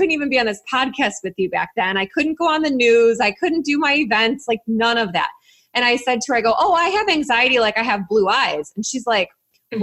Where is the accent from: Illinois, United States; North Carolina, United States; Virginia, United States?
Illinois, United States; Chicago; I'm from Chicago